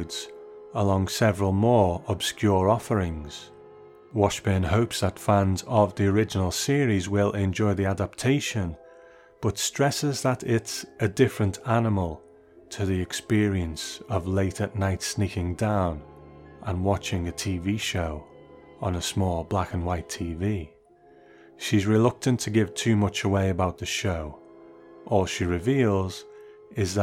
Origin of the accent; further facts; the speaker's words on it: United Kingdom; as a Brit who has sat behind this microphone for 7 years